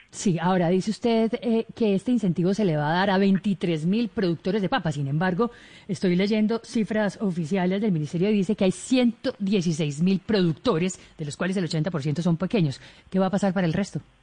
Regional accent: Colombia; los colombianos

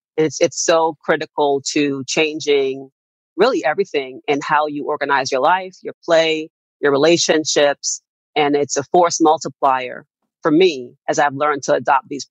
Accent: Jamaica; I'm Jamaican by heritage and by birth.

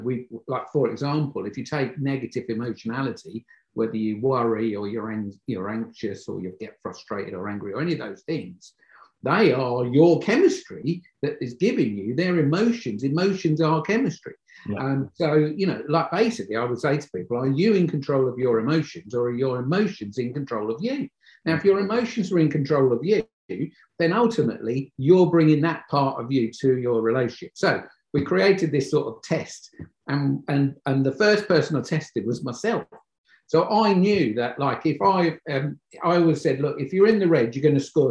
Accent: Croydon, London, United Kingdom; moved away as an adult; because I come from Croydon in London

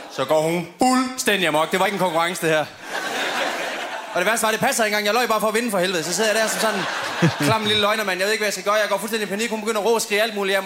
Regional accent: Padborg, Southern Denmark, Denmark; moved away as an adult; now in Copenhagen, Denmark; hvor jeg kommer fra, var der intet. Jeg kommer fra Padborg jo

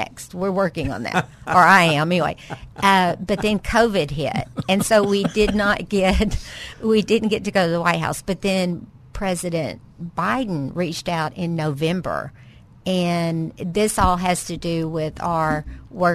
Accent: Pine Bluff, Arkansas, United States; I grew up in Pine Bluff, and I graduated in 1980, and Pine Bluff was the best place to grow up.

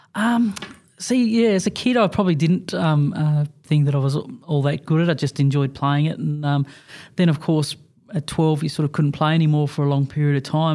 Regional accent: Junee, New South Wales, Australia; Growing up in a little country town of Junie

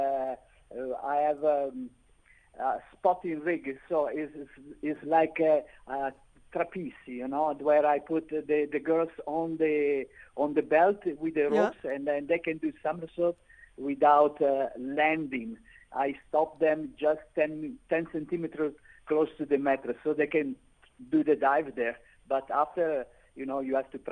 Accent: Milan, Lombardy, Italy; now in South Africa; I'm from Milano

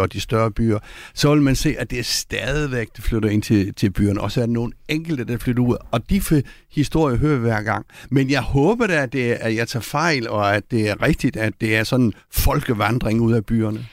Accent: Copenhagen, Capital Region of Denmark, Denmark; som københavner

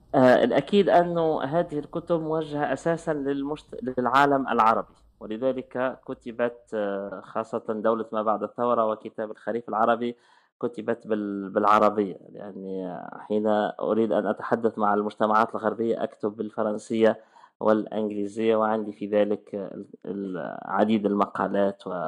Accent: Tunis, Tunis Governorate, Tunisia; moved away as an adult; also born or lived in France; ولدت عام 1981 ولدت في تونس تونس آه، العاصمه

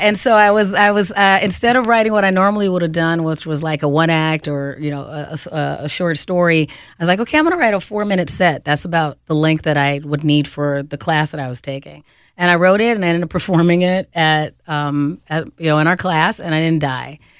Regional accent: Phoenix, Arizona, United States; moved away as an adult; now in Twin Cities, United States; I grew up in Phoenix and then moved here to the Twin Cities in, uh, the mid-nineties

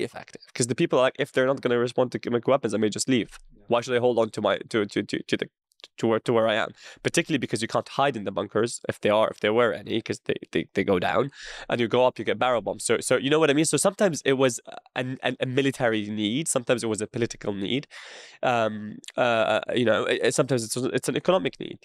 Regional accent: Syria; moved away; where are you from? And I say Syria

